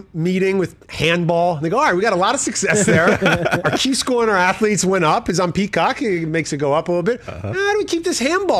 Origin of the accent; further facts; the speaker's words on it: New York City, New York, United States; now in Los Angeles, United States; I grew up in New York City and I live in Los Angeles.